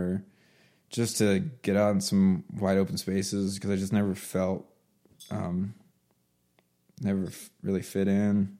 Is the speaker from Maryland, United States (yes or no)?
yes; Baltimore, Maryland, United States; moved away as an adult; also born or lived in Oklahoma; I'm from Baltimore